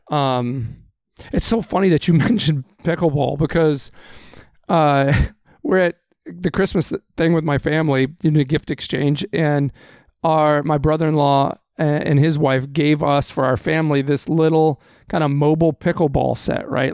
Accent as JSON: {"language": "English", "region": "Texas", "country": "United States", "tie": "born or raised there", "moved": "yes", "lives_now": "Wisconsin, United States", "said": "I was born and raised in Texas"}